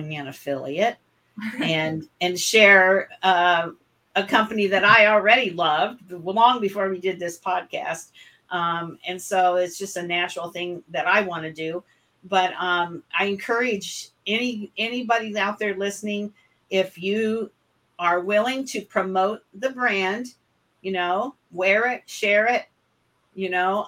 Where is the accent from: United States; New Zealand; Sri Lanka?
United States; West Central Illinois; I was born and raised in West Central Illinois, and I lived on a farm